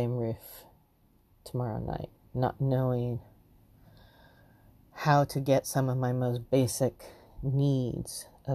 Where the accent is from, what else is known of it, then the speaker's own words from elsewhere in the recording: Los Angeles, California, United States; Growing up in Los Angeles